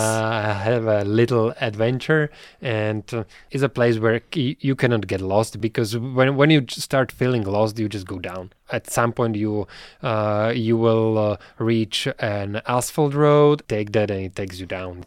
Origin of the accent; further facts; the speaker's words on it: Bratislava, Bratislava Region, Slovakia; I'm from Bratislava